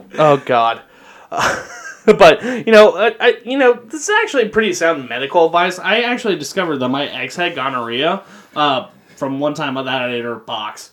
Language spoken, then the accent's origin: English; Kentucky, United States; I'm from Kentucky here